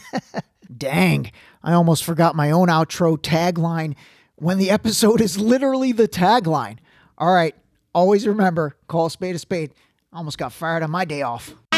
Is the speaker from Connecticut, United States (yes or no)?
no; Ohio, United States; I lived, I grew up in Ohio